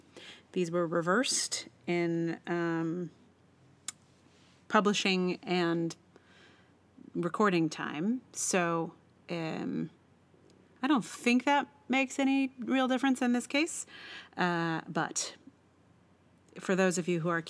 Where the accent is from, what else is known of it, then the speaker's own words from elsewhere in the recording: Charlottesville, Virginia, United States; moved away; I am from Charlottesville